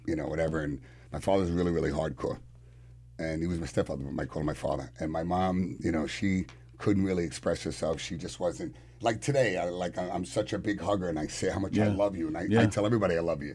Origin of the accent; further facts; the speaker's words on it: New York City, New York, United States; moved away as an adult; now in Long Island, United States; I was born in Manhattan in Harlem